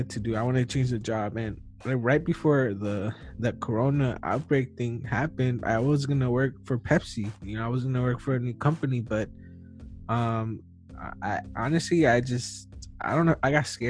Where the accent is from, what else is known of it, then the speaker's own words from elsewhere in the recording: United States; I was born in the U.S., so I'm an American